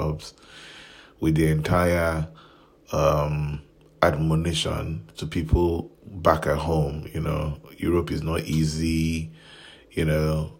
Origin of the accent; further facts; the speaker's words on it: Nigeria; As a Nigerian